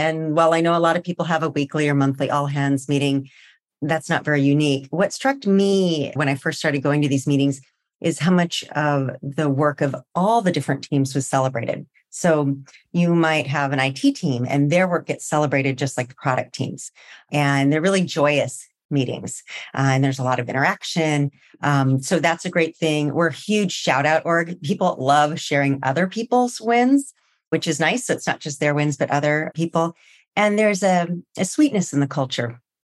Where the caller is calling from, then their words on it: California, United States; Well, today I'm joining you from just right outside San Francisco.